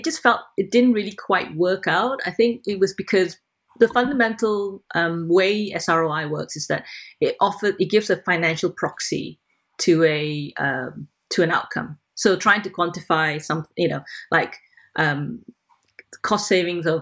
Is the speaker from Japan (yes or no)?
no; Malaysia; moved away; I'm originally Malaysian and I still have lots of links there